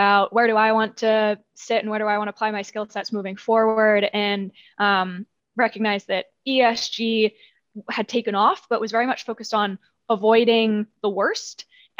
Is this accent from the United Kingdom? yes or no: yes; United Kingdom; I'm British, you can't hear it so much anymore, but I grew up running around with like hay bales in the British countryside and have always had that connection to nature.